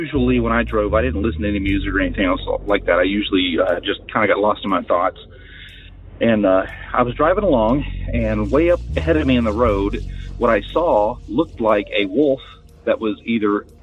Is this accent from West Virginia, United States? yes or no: yes; West Virginia, United States; also born or lived in Upper Michigan; now in New Mexico, United States; I'm from West Virginia